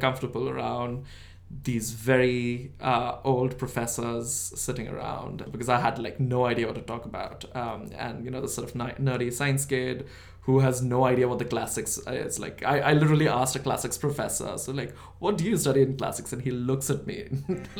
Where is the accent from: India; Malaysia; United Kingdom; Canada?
India; English is a second language; moved away as an adult; now in United States; I grew up in India, yeah. I grew up in this small town in India